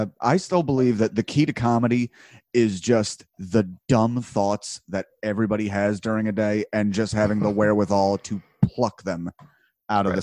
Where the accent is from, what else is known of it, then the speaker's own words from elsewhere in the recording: New Jersey, United States; now in Philadelphia, United States; I'm originally from South Jersey